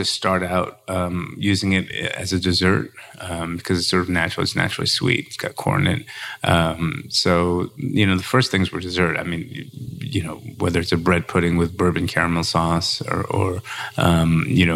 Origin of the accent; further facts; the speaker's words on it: New York, United States; moved away as an adult; now in Louisville, United States; I'm originally from New York.